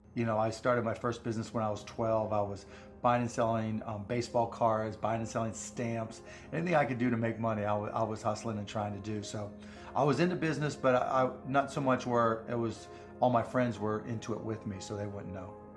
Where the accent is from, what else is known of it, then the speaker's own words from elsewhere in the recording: Pittsburgh, Pennsylvania, United States; I grew up in Pittsburgh.